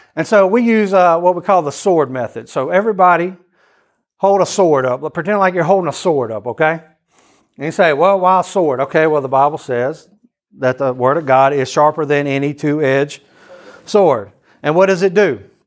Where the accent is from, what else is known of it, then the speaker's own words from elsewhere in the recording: Louisiana, United States; also born or lived in Athens, Greece; we are all from Louisiana